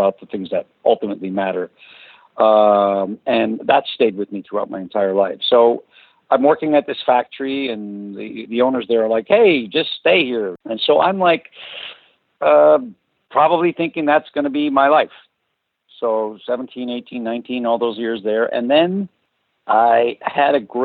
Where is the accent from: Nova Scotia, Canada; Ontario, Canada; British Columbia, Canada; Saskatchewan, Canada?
Ontario, Canada; Toronto; English is a second language; also born or lived in Azores, Portugal; I was born in the Azores, and when I got to Toronto, where we immigrated from, I was was in kindergarten in grade. I was 6 years old